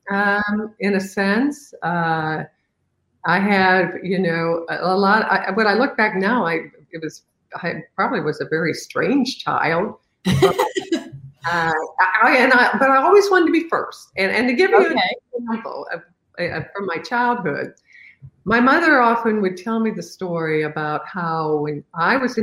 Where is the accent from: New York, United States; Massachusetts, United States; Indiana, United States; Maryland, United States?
Indiana, United States; Evansville; my hometown of Evansville